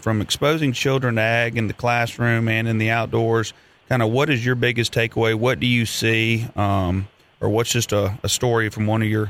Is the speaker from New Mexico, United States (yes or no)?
yes; Albuquerque, New Mexico, United States; shout out to New Mexico, that's my home state. Albuquerque is where I was born.